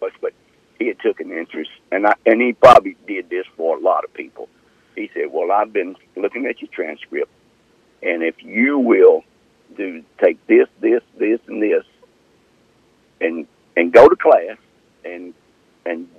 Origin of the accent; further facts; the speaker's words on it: Lake Cormorant, Mississippi, United States; also born or lived in Tunica, Mississippi; I grew up in the Delta, a little community called Lake Carmen.